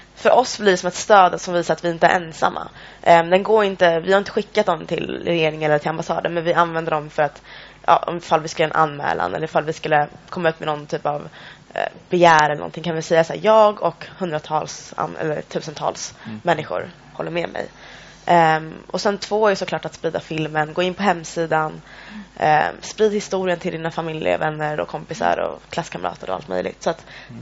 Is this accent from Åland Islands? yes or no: no; Eritrea; now in Sweden; jag kommer från Eritrea